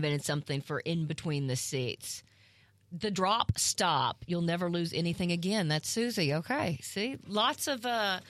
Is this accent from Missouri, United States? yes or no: yes; Southeast Missouri, United States; growing up in Southeast Missouri